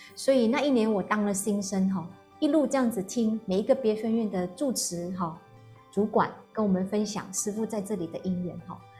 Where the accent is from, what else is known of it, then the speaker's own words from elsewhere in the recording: Malaysia; moved away as an adult; now in Taiwan; 又喜欢吃一点辣的冰的，这个是我们马来西亚人的这个习气